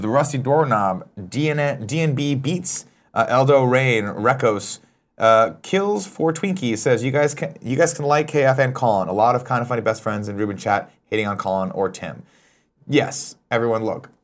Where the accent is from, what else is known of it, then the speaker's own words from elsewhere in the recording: Riverside, California, United States; I'm from Riverside